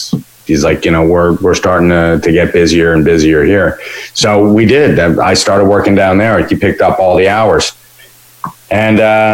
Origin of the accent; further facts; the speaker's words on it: Lincroft, New Jersey, United States; I grew up in Lincroft.